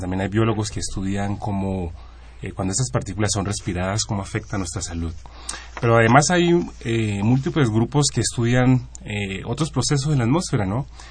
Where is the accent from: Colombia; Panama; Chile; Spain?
Colombia; moved away as an adult; now in Mexico; Yo soy de Colombia